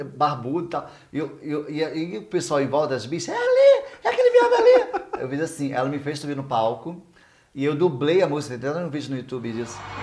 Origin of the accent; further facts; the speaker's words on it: São Gonçalo, Rio de Janeiro, Brazil; foi em São Gonçalo, na minha terra natal